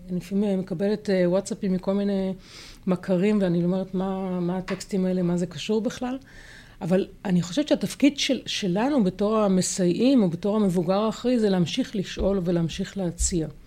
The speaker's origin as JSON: {"language": "Hebrew", "town": "Haifa", "region": "Haifa District", "country": "Israel", "tie": "born or raised there", "said": "אני גדלתי בחיפה וגדלתי על העצים רוב הזמן."}